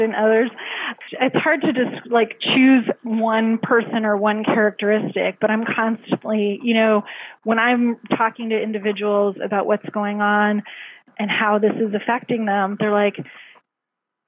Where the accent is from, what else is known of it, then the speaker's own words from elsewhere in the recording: Canada; now in United States; I'm actually Canadian